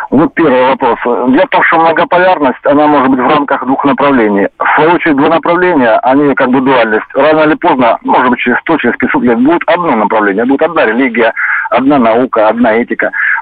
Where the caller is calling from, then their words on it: Krasnodar, Krasnodar Krai, Russia; Да, добрый вечер, Краснодар, ….